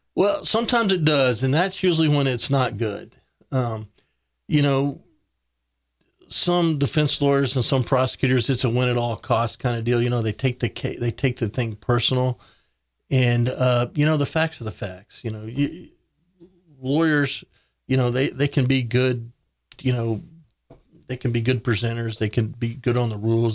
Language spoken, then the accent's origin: English; Big Spring, Texas, United States; moved away as an adult; now in Kerrville, United States; I grew up in West Texas